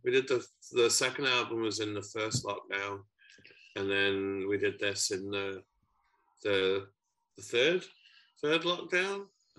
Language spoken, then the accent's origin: English; Yorkshire and the Humber, United Kingdom; now in Glasgow, United Kingdom; My dad's side of the family is from Glasgow, but I moved here about 17 years ago, so I'm from Yorkshire originally.